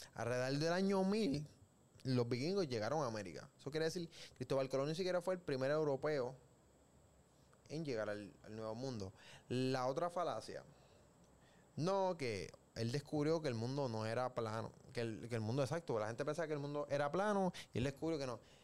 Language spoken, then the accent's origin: Spanish; Puerto Rico